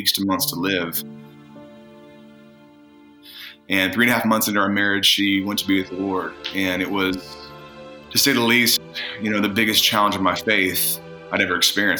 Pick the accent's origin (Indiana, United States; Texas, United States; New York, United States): Indiana, United States; moved away as an adult; also born or lived in California; I moved from Indiana to California when I was 18.